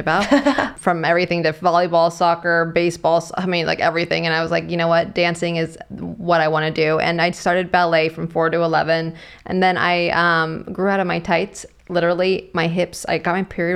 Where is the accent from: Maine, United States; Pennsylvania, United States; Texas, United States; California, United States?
California, United States; the Bay Area; I'm from the Bay Area.